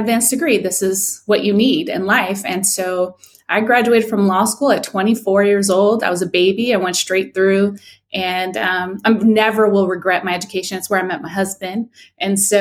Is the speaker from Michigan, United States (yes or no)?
no; San Dimas, California, United States; also born or lived in Inglewood, California / Ontario, California / Florida; now in Tampa, United States; I grew up in San Dimas in particular and had a really fabulous childhood